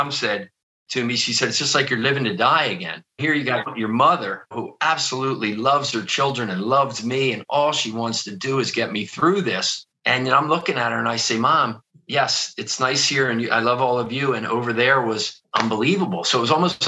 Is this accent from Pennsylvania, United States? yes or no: yes; outside of Philadelphia, Pennsylvania, United States; I grew up outside of Philadelphia. I'm sure you can probably hear that in my accent